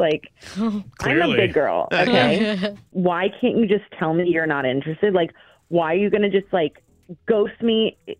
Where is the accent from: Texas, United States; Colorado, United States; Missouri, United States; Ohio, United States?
Texas, United States; Denton; I'm originally from Denton